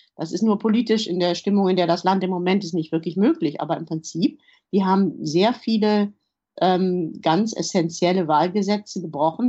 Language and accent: German; Germany; moved away as an adult; also born or lived in Poland; now in London, United Kingdom; als Deutsche